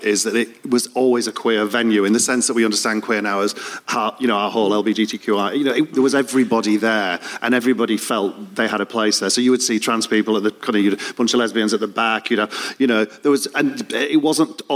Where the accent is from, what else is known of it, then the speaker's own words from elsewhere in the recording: Leeds, Yorkshire and the Humber, United Kingdom; moved away as an adult; now in London, United Kingdom; I came from Leeds